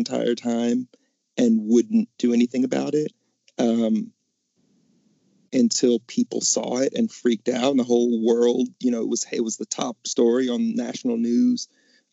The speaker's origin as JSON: {"language": "English", "region": "Mississippi", "country": "United States", "said": "We're from Mississippi"}